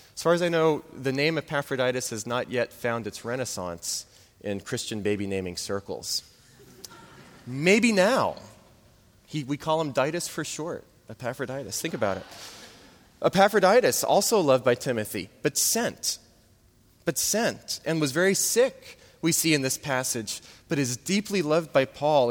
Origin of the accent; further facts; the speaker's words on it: New Orleans, Louisiana, United States; moved away; I'm from New Orleans.